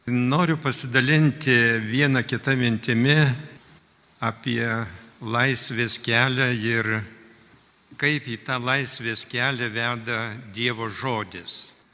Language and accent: Lithuanian; Lithuania; Mes, lietuviai, realiai esame patyrę gyvenimą be laisvės.